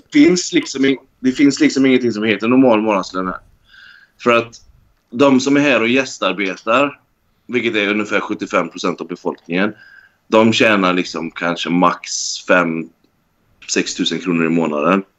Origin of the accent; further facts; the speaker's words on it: Sweden; moved away as an adult; also born or lived in Norway; now in Dubai, United Arab Emirates; Jag vill ju liksom hem till Sverige.